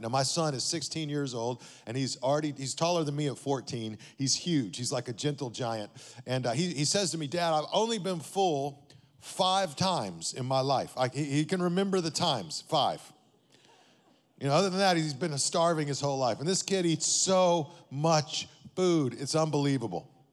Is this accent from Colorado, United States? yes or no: no; Amarillo, Texas, United States; now in Las Vegas, United States; I grew up in Amarillo, Texas